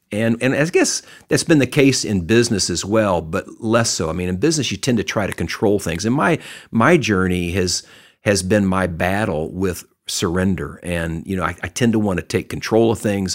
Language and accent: English; Texas, United States; I grew up in Texas.